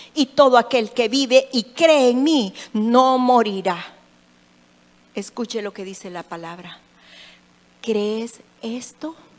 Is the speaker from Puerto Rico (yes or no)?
no; El Salvador; yo soy salvadoreña y qué tremendo ser salvadoreña